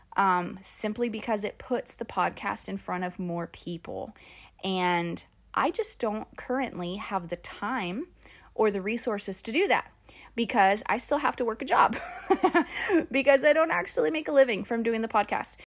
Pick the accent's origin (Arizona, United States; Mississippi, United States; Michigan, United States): Arizona, United States; Phoenix; moved away; I'm from Phoenix. And so it all happened in Phoenix, in my hometown, where I graduated from high school.